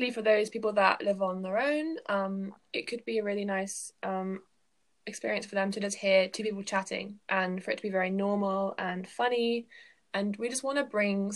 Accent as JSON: {"language": "English", "region": "England", "country": "United Kingdom", "said": "I am from England."}